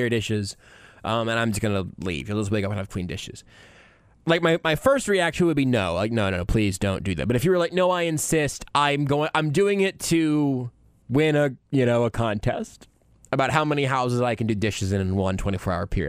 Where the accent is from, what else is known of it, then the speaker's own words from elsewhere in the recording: Wichita, Kansas, United States; I was born in Wichita